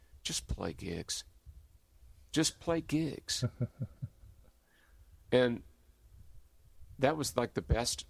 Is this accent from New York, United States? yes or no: no; Louisville, Kentucky, United States; now in Austin, United States; growing up in Louisville